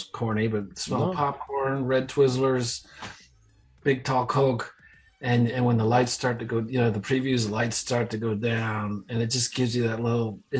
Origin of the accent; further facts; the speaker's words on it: United States; also born or lived in New York City; I grew up, about an hour outside of New York